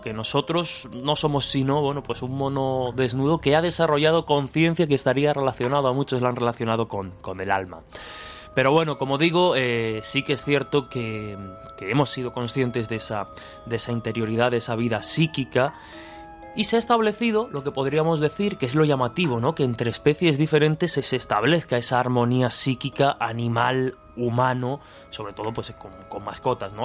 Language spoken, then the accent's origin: Spanish; Albacete, Castilla-La Mancha, Spain; que soy de Albacete